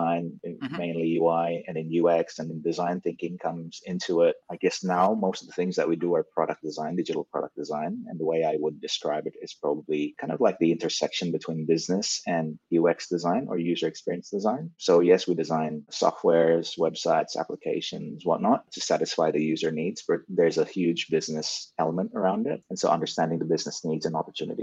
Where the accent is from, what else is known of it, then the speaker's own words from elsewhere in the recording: Indonesia; also born or lived in Malaysia; now in Melbourne, Australia; Growing up in Indonesia